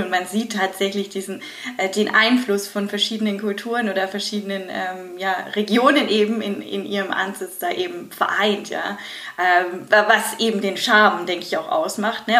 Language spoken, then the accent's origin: German; Germany; bei uns in Deutschland